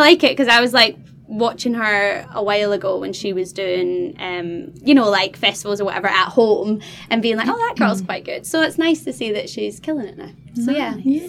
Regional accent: Scotland, United Kingdom; I am your Scottish presenter.

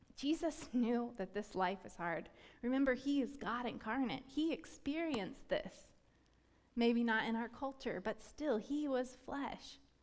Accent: Florida, United States; I grew up in Florida

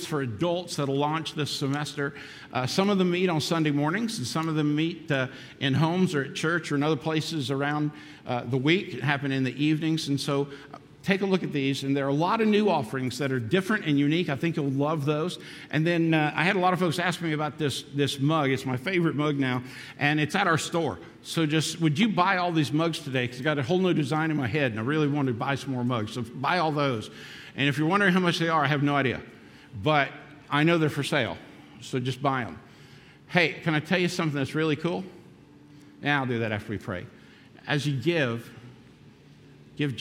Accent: Daytona Beach, Florida, United States; also born or lived in North Kingstown, Rhode Island; I grew up in a church in North Kingstown, Rhode Island, and then we moved back to my hometown, Daytona Beach, Florida

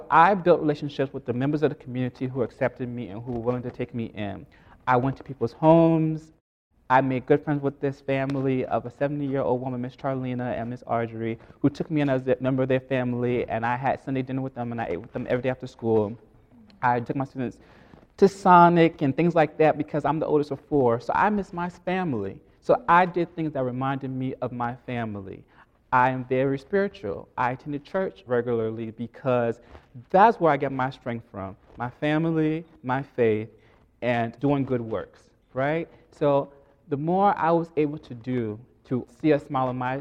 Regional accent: New York, United States; moved away as an adult; I'm from New York. I speak differently

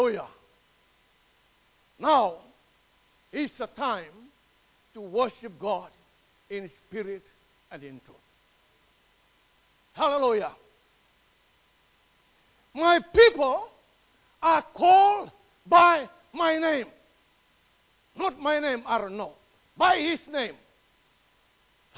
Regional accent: Fiji; now in Melbourne, Australia; my island, Fiji.

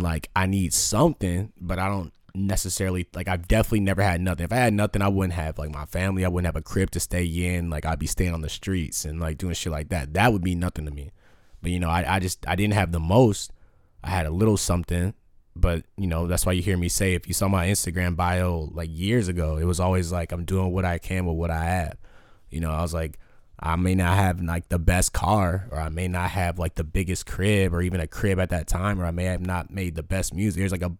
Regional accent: Batavia, United States; I came from Batavia, bro, where it was like K-Swisses and motherfuckers rocking.

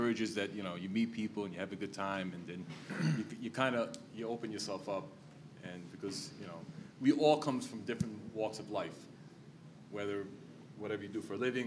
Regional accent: New York City, New York, United States; I'm from New York City, so I'm born and raised

